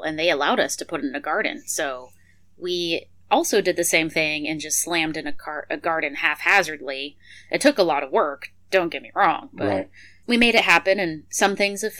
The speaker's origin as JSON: {"language": "English", "region": "Montana", "country": "United States", "moved": "yes", "lives_now": "South Texas, United States", "said": "we're from Montana, so we're used to a cool, short growing season"}